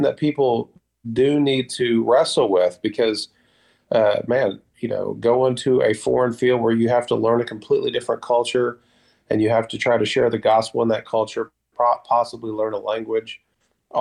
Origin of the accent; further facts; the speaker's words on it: United States; moved away; as Americans